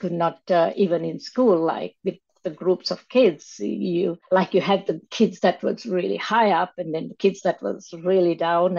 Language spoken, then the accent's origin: English; Sri Lanka; moved away; growing up in Sri Lanka